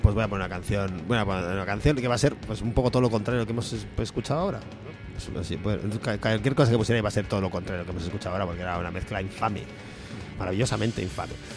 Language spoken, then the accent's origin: Spanish; Aragon, Spain; como persona de, realmente aragonesa